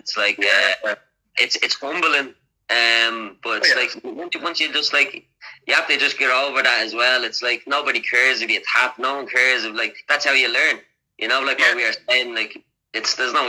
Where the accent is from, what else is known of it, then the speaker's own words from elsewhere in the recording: Dublin, Leinster, Ireland; I'm actually from Crumlin. I'm from Crumlin, that's where Conor is from as well